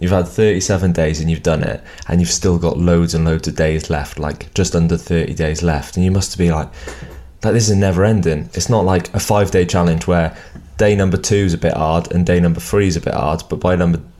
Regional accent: Wales, United Kingdom; I'm very Welsh

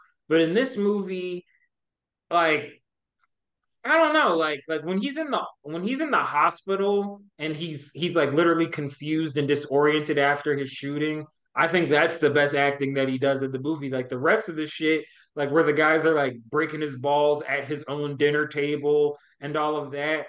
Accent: Troy, Michigan, United States; Like, yeah, I'm from Troy.

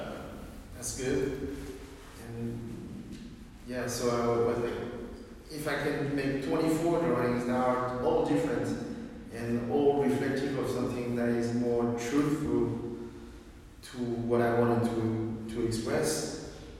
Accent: France; born or raised there; also born or lived in Beijing, China

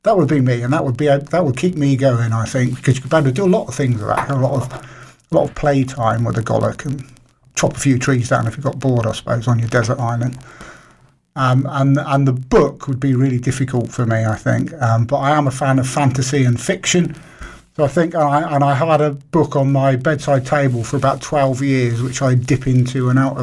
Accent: Isle of Wight, South East England, United Kingdom; growing up in the Isle of Wight

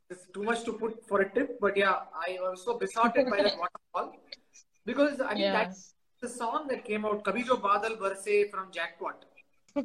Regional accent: Bangalore, Karnataka, India; I'm from Bangalore. Bangalore has traffic jams.

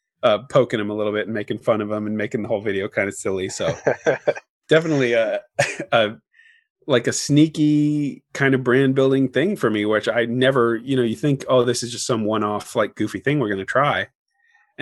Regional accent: Oregon, United States; moved away; we're both from Oregon.

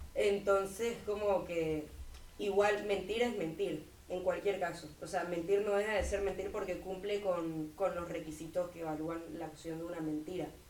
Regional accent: Santa Cruz de la Sierra, Santa Cruz, Bolivia; vengo de Santa Cruz, Bolivia

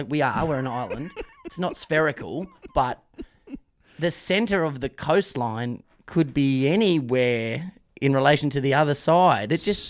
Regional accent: Brunswick, Victoria, Australia; I'm from Brunswick, Melbourne, Victoria, Australia, Southern Hemisphere, Earth, planets.

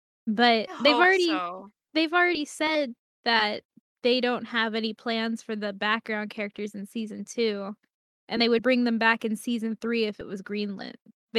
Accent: Florida, United States; I grew up in Florida and it rains every single day at 3 p.m.

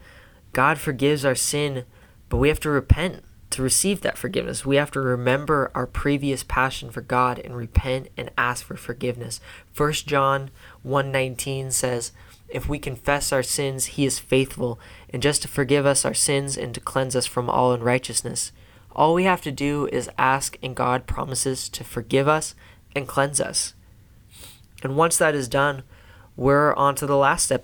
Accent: Silver Creek, United States; I grew up in Silver Creek, too.

